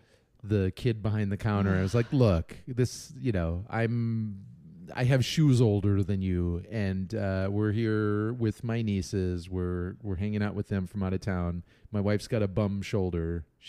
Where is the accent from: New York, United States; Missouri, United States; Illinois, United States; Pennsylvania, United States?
Illinois, United States; Chicago; accent: Chicago; Drag it through the garden, you jag off. That's my Chicago lame accent.